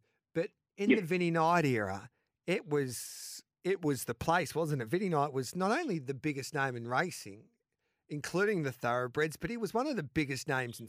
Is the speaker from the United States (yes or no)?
no; Mildura, Victoria, Australia; moved away; Now, I grew up in Mildura, and they have a few gallops meetings per year